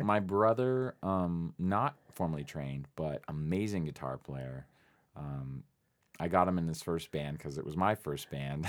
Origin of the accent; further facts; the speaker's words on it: Phoenix, Arizona, United States; also born or lived in East Coast / West Coast; now in Tucson, United States; I'm from Phoenix, Arizona, originally, born and raised